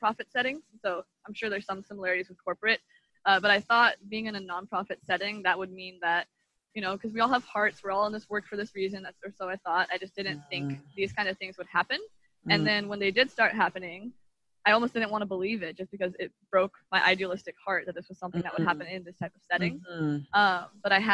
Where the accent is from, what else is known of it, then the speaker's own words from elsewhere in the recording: Oregon, United States; moved away as an adult; also born or lived in Miami, Florida; I grew up in Oregon